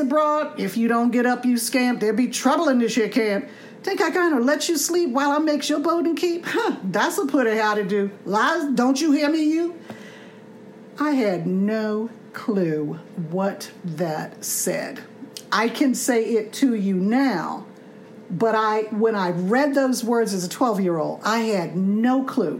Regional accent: Washington, District of Columbia, United States; moved away; I grew up in the North in the sense that I grew up in D.C.

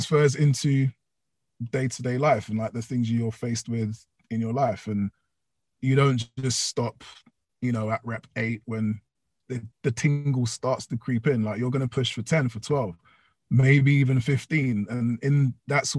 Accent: London, United Kingdom; I did my little stretch through Ealing, which is in West London, which is my hometown

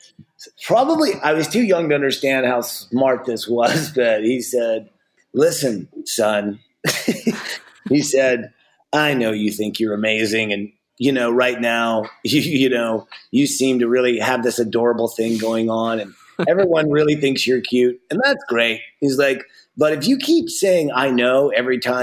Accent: the South, United States; I grew up in the South

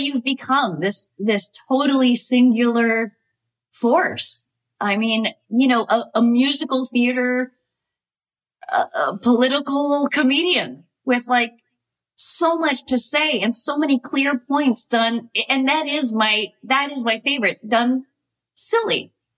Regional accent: New Hampshire, United States; I grew up in New Hampshire, so I I didn't see a lot of theater other than like community theater.

